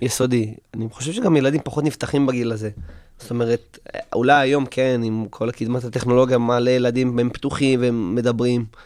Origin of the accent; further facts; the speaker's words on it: Tel Aviv, Tel Aviv District, Israel; also born or lived in Kiryat Shalom, Tel Aviv; נולדתי באמת בשכונת התקווה. אמ, מידע שהגיע אליי לא מזמן, כי חשבתי שנולדתי בקריית שלום, ובגיל חמש חזרנו מקריית שלום לשכונת התקווה.